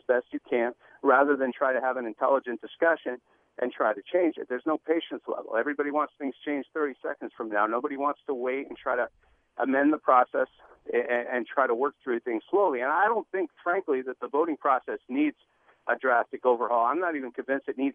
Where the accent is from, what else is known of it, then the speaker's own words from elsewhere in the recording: Montreal, Quebec, Canada; now in Seattle, United States; I'm from Montreal